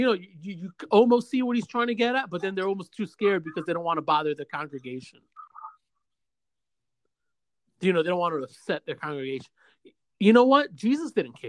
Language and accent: English; Osceola County, Central Florida, United States; also born or lived in Bronx, New York; Because that's where I grew up at. I was born in the city, New York. I'm from New York. I'm from the city, I'm from the Bronx. But I spent more time here in Central Florida than I did over there